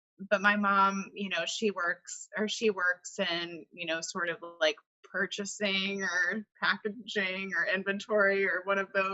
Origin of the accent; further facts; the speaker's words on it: Charlotte, North Carolina, United States; I was born and raised in Charlotte and I never left